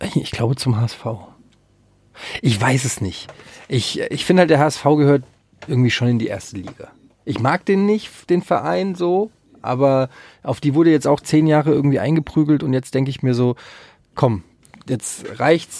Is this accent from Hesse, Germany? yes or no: yes; Frankfurt, Hesse, Germany; ich habe früher als Kind auf dem Öderwegstraßenfest, äh, wer es noch kennt, in Frankfurt, habe ich immer so äh, Kinderflohmarktmäßig